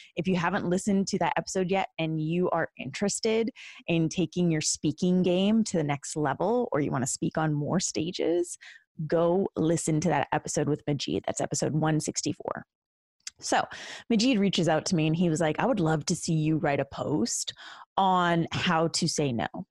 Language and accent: English; Canada; as a Canadian